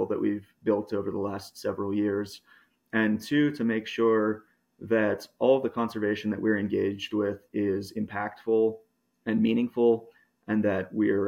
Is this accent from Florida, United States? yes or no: yes; Miami, Florida, United States; now in New Mexico, United States; I grew up in Miami, actually, Miami, Florida. I'm not a New Mexico native, but most of my childhood was spent kind of going back and forth between Miami and the Florida Keys